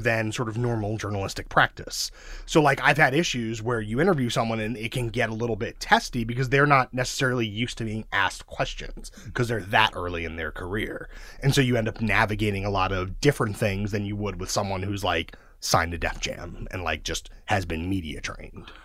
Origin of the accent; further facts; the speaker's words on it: New York City, New York, United States; also born or lived in Mill Basin, Brooklyn; I grew up in Sheepshead Bay, which is outer Brooklyn